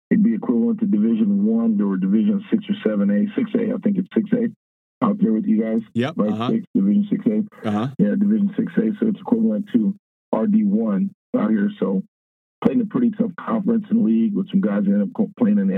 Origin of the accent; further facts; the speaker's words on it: Riverside, California, United States; I'm, am born and raised an Inland Empire guy here in Southern California, Riverside. Uh, went to Rubidoux High School